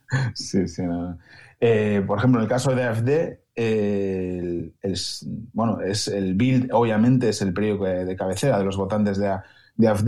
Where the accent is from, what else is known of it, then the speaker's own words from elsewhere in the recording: Spain; now in Germany; para mí como español y por el sistema de medios que tenemos en, en España